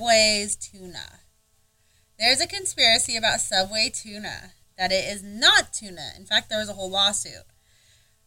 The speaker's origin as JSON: {"language": "English", "country": "United States", "said": "We're American as fuck"}